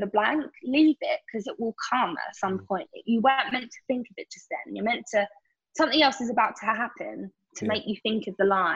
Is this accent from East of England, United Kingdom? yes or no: yes; Essex, East of England, United Kingdom; especially as a young girl and especially growing up in Essex